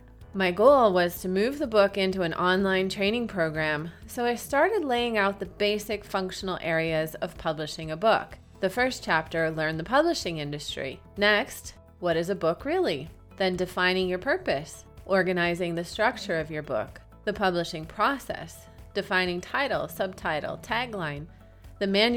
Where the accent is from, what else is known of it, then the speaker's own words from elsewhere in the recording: Michigan, United States; moved away as an adult; also born or lived in Hawaii; my home state of Michigan